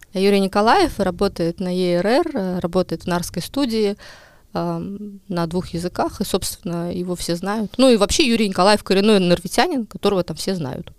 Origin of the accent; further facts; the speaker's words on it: Ahtme, Ida-Viru County, Estonia; now in Narva, Estonia; я сама из Адавирума